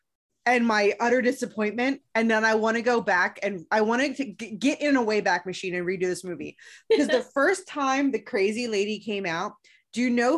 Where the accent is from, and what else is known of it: Chicago, Illinois, United States